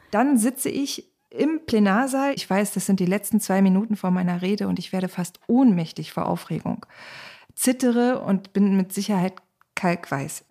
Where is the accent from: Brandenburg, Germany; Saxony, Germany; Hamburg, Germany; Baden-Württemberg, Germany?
Brandenburg, Germany; Cottbus; die direkt gewählte Bundestagsabgeordnete von Cottbus und Spreneiße, meiner Heimat